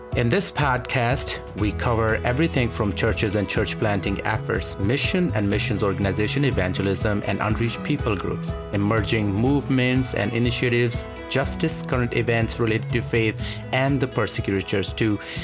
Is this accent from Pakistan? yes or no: yes; Pakistan; I'm Pakistani.